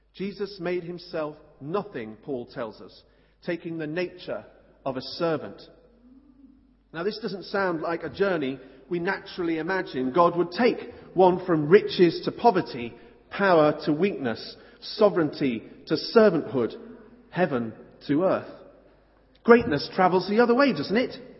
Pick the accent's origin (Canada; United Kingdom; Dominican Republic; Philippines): United Kingdom; Stoke-on-Trent, West Midlands; moved away; I came from Stoke, and I know what the centre of Stoke's like